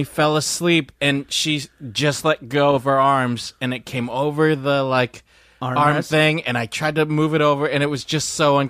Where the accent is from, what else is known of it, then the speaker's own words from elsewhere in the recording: Philippines; Because I'm Filipino.